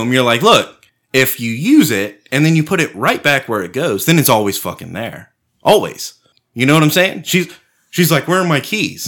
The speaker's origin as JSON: {"language": "English", "country": "United States", "said": "we're all from America"}